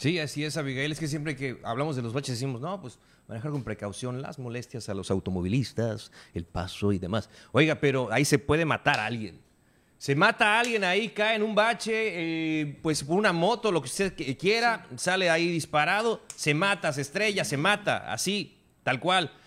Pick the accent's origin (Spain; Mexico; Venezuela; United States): Mexico; como mexicanos